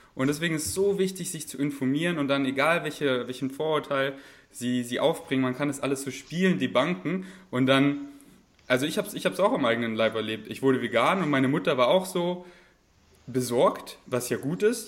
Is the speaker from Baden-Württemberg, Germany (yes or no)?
no; Bavaria, Germany; moved away; ich komme ja aus, aus Bayern